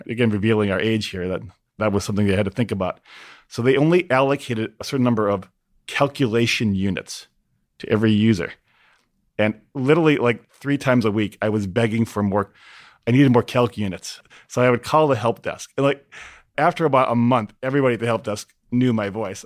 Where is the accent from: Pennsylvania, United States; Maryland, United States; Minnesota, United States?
Minnesota, United States; Minneapolis; my hometown in Minneapolis